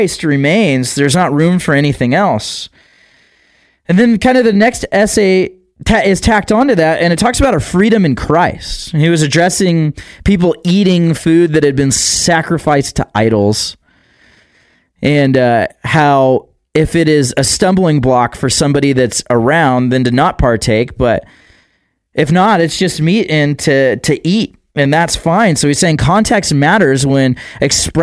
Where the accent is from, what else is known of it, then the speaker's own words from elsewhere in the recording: United States; we grew up in America, and a lot of us did grow up in America